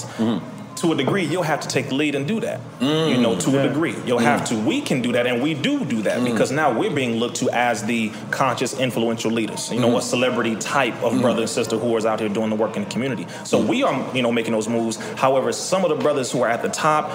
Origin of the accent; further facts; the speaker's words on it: Compton, California, United States; born and raised in Compton, California, in Richland Farms, Compton, California